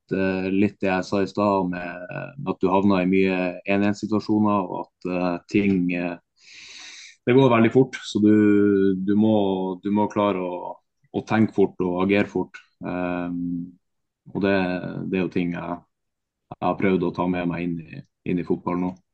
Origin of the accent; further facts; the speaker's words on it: Bodø, Nordland, Norway; moved away; also born or lived in Tromsø; jeg kommer fra Bodø og har spilt i Tromsø